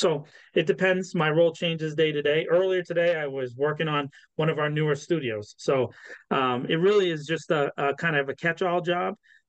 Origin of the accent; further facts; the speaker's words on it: Boston, Massachusetts, United States; born there; now in Worcester, United States; I was born in Boston, and I probably have lived in, I don't know, 35 or 40 of the towns and cities that make up our Commonwealth. But for the last 6 years, I've been in Worcester